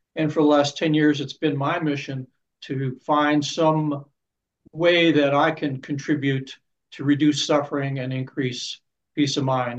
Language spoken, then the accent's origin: English; Pittsburgh, Pennsylvania, United States; I was born and raised in Pittsburgh, Pennsylvania